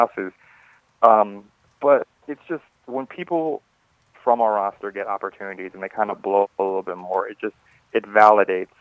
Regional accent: Fairfax County, Virginia, United States; I've actually been born and raised in Fairfax County, Virginia, pretty much my entire life.

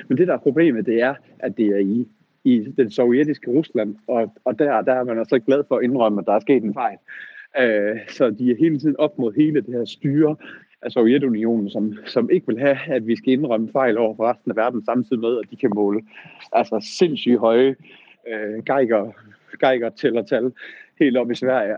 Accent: Southern Jutland, Southern Denmark, Denmark; Sønderjylland, hvor jeg kommer fra

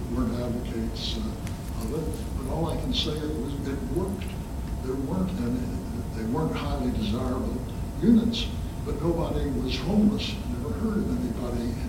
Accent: St. Louis, Missouri, United States; I was born on Adelaide Avenue, a house near facing whatever that park is down there.

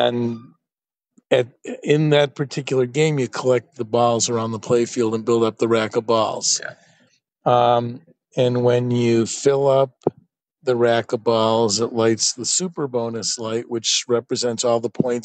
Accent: Oak Park, Illinois, United States; moved away as an adult; also born or lived in Boston; I grew up in Oak Park, Illinois.

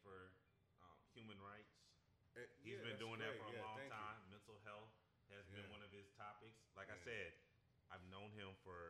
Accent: Kansas City, Missouri, United States; He's from New York, I'm from Kansas City, Missouri.

